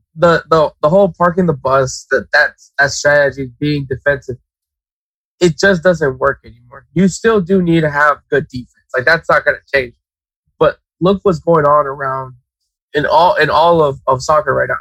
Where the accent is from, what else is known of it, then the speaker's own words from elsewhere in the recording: United States; as an American, as a USA fan